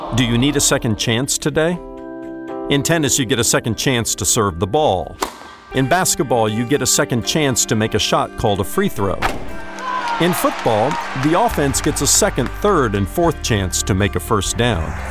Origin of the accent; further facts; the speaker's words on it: Indiana, United States; I'm from Indiana